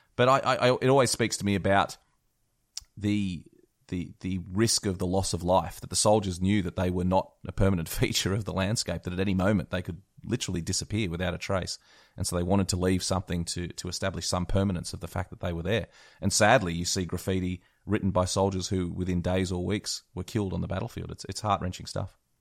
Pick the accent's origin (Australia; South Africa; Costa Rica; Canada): Australia; I'm an Aussie